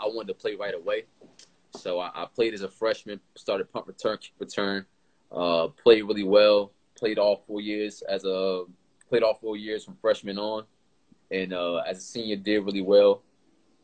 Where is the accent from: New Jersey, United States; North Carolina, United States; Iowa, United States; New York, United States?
New Jersey, United States; Irvington; also born or lived in Newark, New Jersey / Tampa, Florida; I was born in North, and my family's from North, but I moved to Irvington